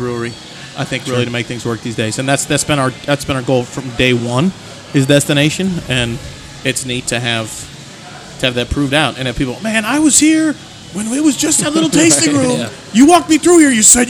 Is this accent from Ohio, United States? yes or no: yes; Cleveland, Ohio, United States; I'm from Cleveland.